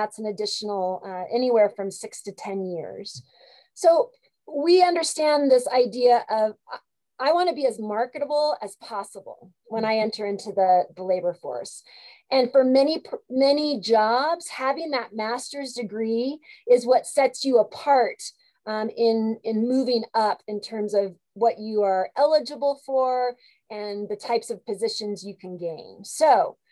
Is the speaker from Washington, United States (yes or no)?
yes; Seattle, Washington, United States; I'm from the Seattle area